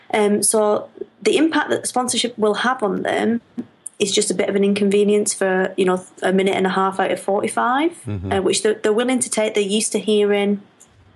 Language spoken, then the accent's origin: English; Lancashire, North West England, United Kingdom; Everybody thinks I'm from Yorkshire when I'm from Lancashire.